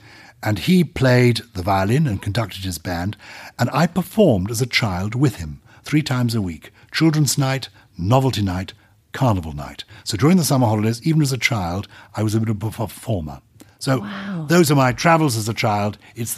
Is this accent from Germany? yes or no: yes; Wuppertal, North Rhine-Westphalia, Germany; born there; But I was born in Germany. Mm-hmm. So people here, born in Wuppertal. Are you German? No. I was born in a British forces hospital after the Second World War.